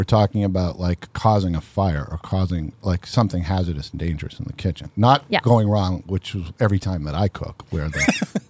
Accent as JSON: {"language": "English", "town": "Boston", "region": "Massachusetts", "country": "United States", "moved": "yes", "lives_now": "Kirkland, United States", "said": "I'm from Boston."}